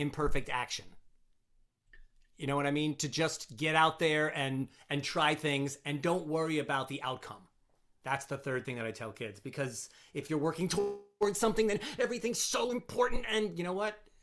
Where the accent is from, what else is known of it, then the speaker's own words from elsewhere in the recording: Long Island, New York, United States; now in New Jersey, United States; I'm from Long Island